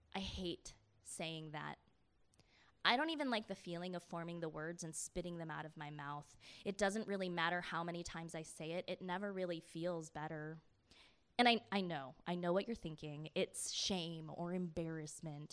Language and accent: English; Michigan, United States; I grew up in Michigan